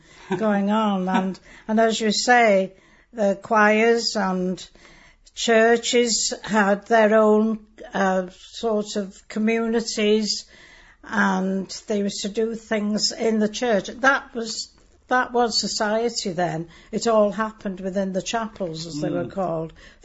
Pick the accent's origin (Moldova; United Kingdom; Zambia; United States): United Kingdom; Wales; first language Welsh; English is a second language; Yes, I was, yes. I couldn't speak English till I went to school when I was nearly five.